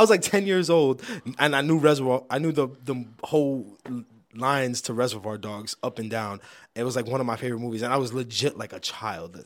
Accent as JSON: {"language": "English", "town": "New York City", "region": "New York", "country": "United States", "said": "I'm from the Bronx"}